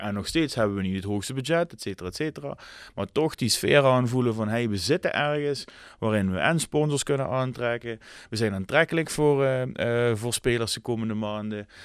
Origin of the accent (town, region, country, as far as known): Netherlands